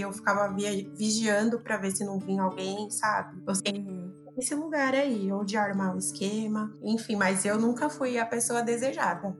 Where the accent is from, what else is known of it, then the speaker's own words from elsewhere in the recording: São Paulo, Brazil; nasci na periferia, né, de São Paulo, um bairro chamado Americanópolis, fica aqui próximo ao Jabaquara.